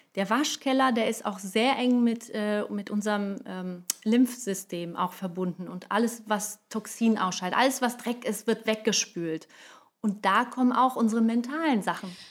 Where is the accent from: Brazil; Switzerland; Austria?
Brazil; moved away; als Brasilianerin